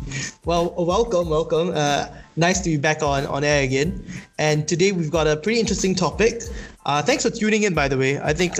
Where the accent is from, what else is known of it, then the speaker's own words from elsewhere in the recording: Singapore; Like that's me as a Singaporean.